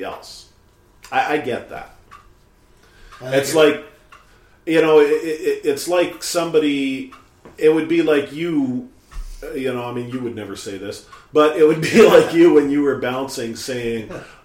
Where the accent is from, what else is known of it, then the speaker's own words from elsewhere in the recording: Canada; I'm a Canadian